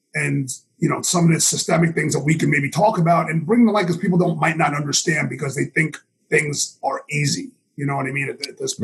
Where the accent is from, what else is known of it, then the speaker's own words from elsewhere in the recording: New York City, New York, United States; I grew up in New York City in the '80s